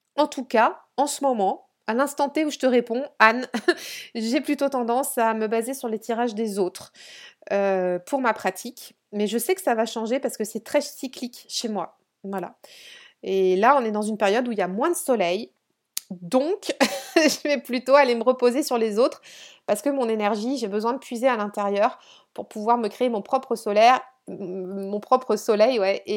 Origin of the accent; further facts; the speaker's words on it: Brittany, France; je suis dans le Morbihan et je suis euh, sur le, enfin sur le golfe.